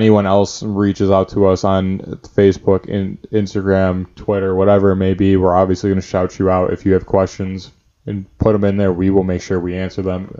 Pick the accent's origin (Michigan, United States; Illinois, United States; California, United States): Illinois, United States; Chicago; I'm from Chicago.